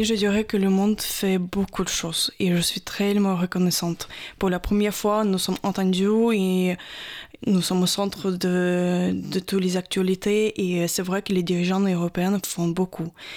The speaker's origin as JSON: {"language": "French", "town": "Odesa", "region": "Odesa Oblast", "country": "Ukraine", "second_language": "French", "moved": "as an adult", "lives_now": "France", "said": "Je viens du sud d'Ukraine, plus précisément d'Odessa"}